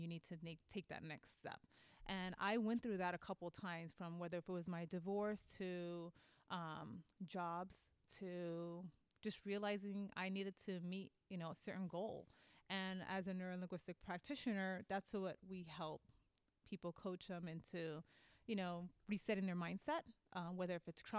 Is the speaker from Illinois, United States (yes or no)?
no; New York, United States; accent: East Coast; now in Sacramento, United States; I'm Puerto Rican, and so I'm from New York, and I speak like an East Coast girl